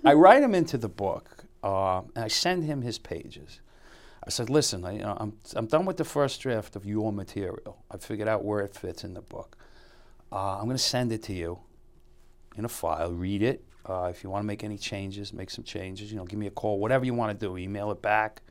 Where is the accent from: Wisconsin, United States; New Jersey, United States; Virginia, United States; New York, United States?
New York, United States; New York City; I grew up in Bushwick